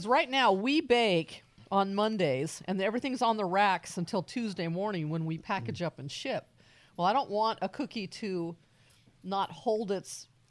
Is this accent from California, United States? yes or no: yes; California, United States; moved away as an adult; now in Texas, United States; when I came to Texas, I'm a Californian